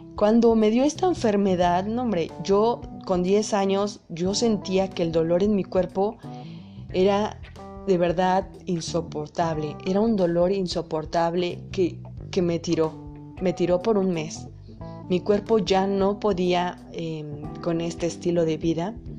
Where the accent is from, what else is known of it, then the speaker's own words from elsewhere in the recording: Puebla, Mexico; Yo soy de México, de Puebla exactamente